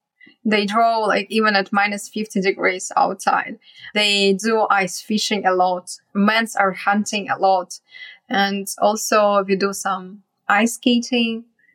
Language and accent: English; Yakutsk, Sakha Republic, Russia; moved away; also born or lived in China; So I was born and grew up in Yakutia, which is in the far east of Russia. And it's the coldest town on earth.